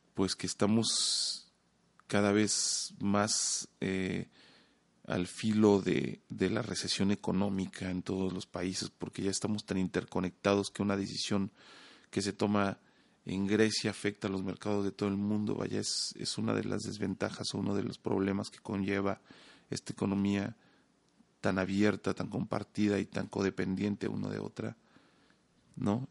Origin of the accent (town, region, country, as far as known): Mexico